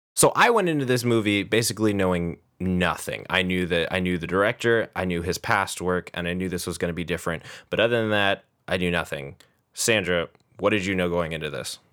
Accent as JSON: {"language": "English", "country": "United States", "said": "as an American"}